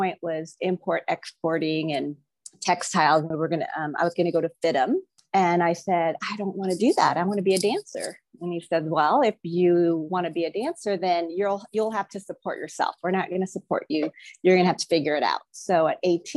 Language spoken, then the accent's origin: English; Philippines; moved away; I was born in the Philippines. I grew up in a family of politicians.